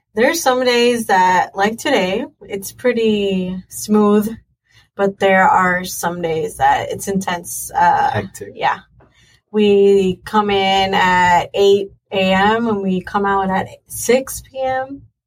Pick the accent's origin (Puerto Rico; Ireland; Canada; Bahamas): Puerto Rico; Mayagüez; I am from Mayagüez, Puerto Rico